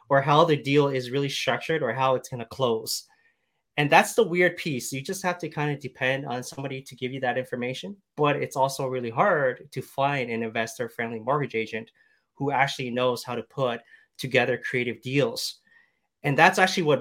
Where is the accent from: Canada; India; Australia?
Canada